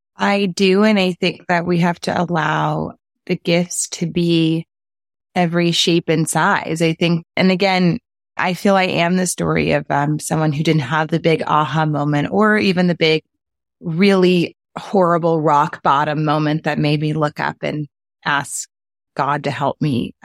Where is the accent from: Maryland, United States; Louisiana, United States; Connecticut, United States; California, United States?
Louisiana, United States; New Orleans; a really soulful experience of growing up in New Orleans